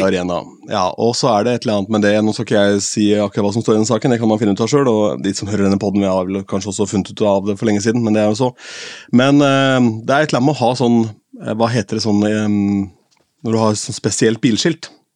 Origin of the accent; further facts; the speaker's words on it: Askim, Østfold, Norway; moved away; ungdomsklubben hjemme i Askim